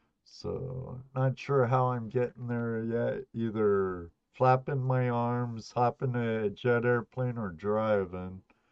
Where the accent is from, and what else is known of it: California, United States; born or raised there; moved away